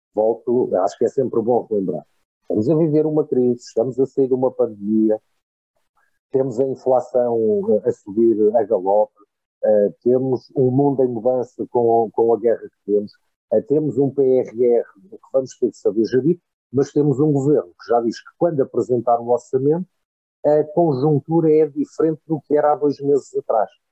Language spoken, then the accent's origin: Portuguese; Portugal; como português